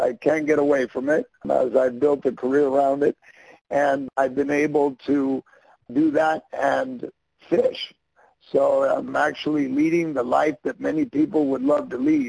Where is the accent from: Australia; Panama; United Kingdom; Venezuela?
Panama; Panama City; But yeah, so I grew up here in Panama City. I went to school with the kids in the canal zone. That's why you hear my English, and you're like, well, you didn't sound very Panamanian.